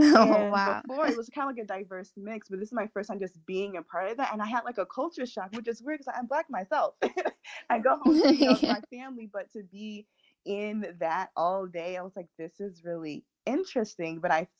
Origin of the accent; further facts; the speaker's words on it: Virginia, United States; born there; I was born in Virginia, but I obviously didn't remember that.